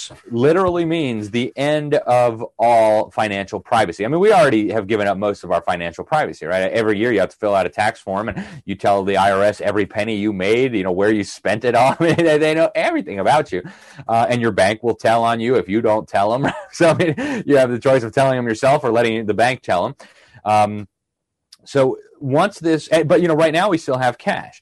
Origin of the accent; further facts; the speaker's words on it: Miami, Florida, United States; my hometown of Miami